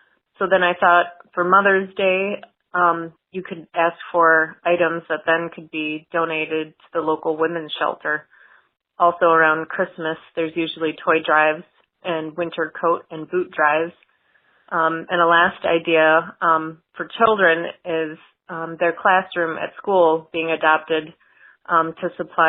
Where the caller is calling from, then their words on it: Northport, Michigan, United States; I'm from Northport, Michigan.